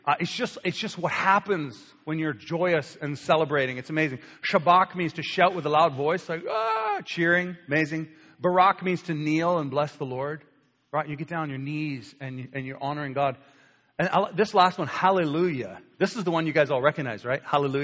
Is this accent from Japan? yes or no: no; Canada; but we're Canadian, Pastor. We don't do those things. We don't express it. We have British roots.